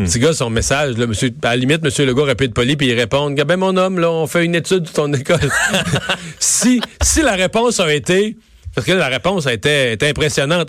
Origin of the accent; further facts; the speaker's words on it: Rivière-du-Loup, Quebec, Canada; Chez nous, à Rivière-du-Loup